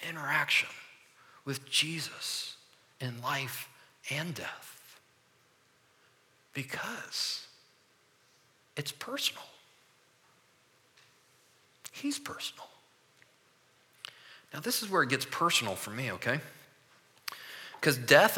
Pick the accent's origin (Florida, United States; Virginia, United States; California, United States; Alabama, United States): Florida, United States; Orlando; moved away; also born or lived in Michigan; we grew up in Orlando for 18 years.